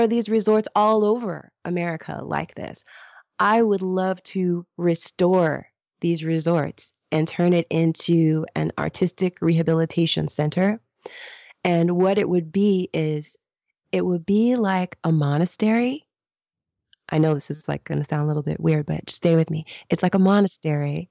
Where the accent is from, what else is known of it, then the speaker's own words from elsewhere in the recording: United States; I'm American